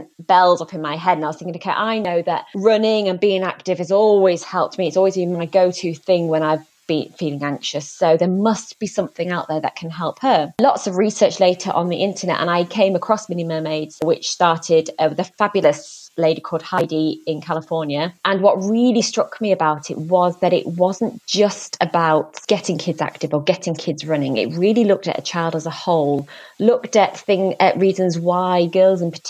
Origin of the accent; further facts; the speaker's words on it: Leeds, Yorkshire and the Humber, United Kingdom; my hometown of Leeds